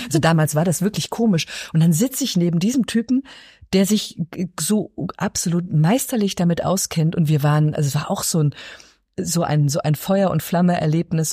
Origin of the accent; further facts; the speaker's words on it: Berlin, Germany; Ich bin in Ostberlin aufgewachsen